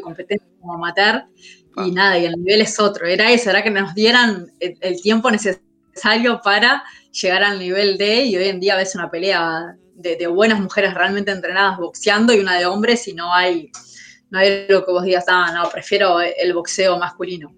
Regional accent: Montevideo, Uruguay; soy de La Teja

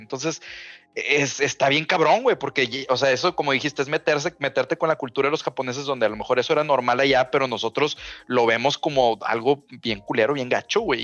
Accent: Mexico; nosotros somos vecinos de Estados Unidos

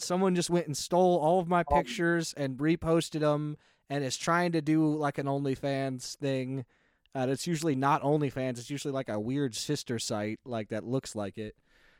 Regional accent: Wenatchee, Washington, United States; born or raised there; moved away; also born or lived in Tucson

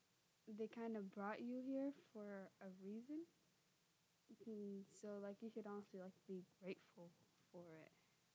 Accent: United States; We're the only two that are born here in the United States.

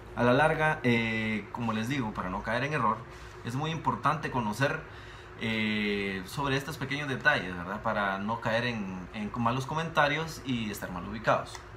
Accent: Guatemala

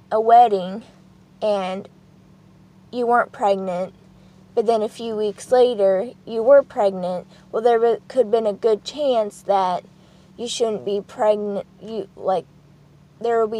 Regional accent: Poland; born there; first language Polish; English is a second language; And as you know from the first video, I was born in Poland and that I had a speech and language um, not uh, disability pretty much. And it's only because I would switch from uh, Polish, fluent Polish to English when I was speaking.

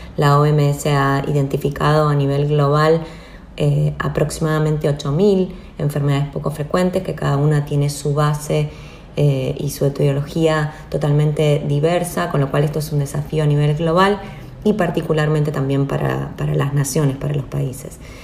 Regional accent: Argentina; nuestro país

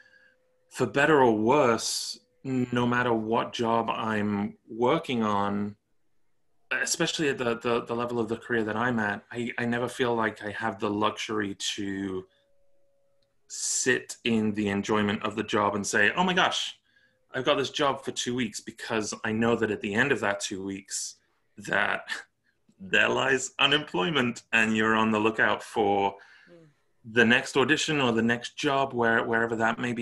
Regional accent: Stoke-on-Trent, West Midlands, United Kingdom; now in Los Angeles, United States; I'm from Stoke-on-Trent, Staffordshire, originally

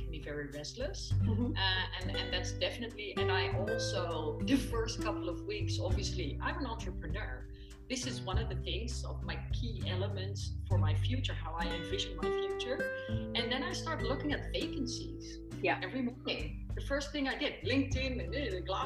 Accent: Dubai, United Arab Emirates; now in Netherlands; I was born in Dubai. I'm a desert girl

